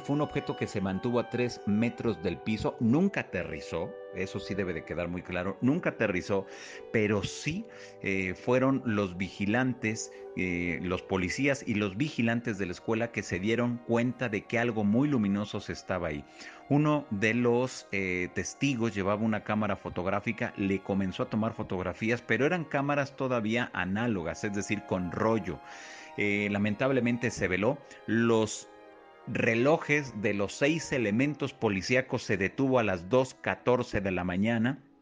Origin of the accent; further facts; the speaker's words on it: Mexico; de aquí de la República Mexicana